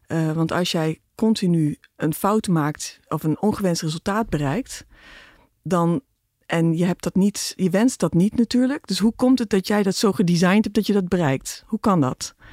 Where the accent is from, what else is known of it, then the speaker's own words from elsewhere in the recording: Philippines; born there; Ik ben in de Filipijnen geboren. Dus die expats hè, vanwege Philips.